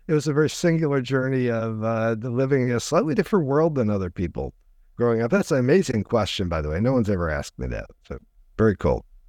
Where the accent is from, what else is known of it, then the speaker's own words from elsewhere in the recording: DeKalb, Illinois, United States; now in West Coast, United States; I grew up in the Midwest, uh, a, a small university town. My parents were college professors, uh, called DeKalb, Illinois